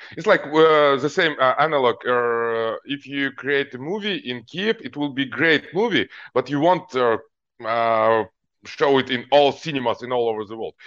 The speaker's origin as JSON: {"language": "English", "town": "Almaty", "country": "Kazakhstan", "tie": "born or raised there", "also_born_or_lived": "Ukraine", "moved": "yes", "said": "I grew up in Kazakhstan, Alma T city"}